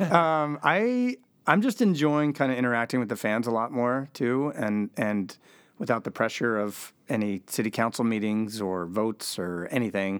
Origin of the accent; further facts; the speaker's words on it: East Bay, California, United States; now in Seattle, United States; I grew up in East, East Bay, California